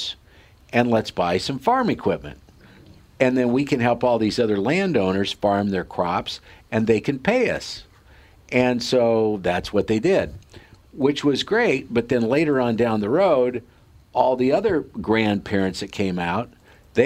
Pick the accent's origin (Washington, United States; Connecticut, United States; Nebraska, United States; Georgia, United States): Nebraska, United States; Sidney; in this little hometown of 6,000 people, Sydney, Nebraska, where the Cabela's family grew up, and that's, if you've heard of the Cabela's, that's where they're from, and that's my hometown.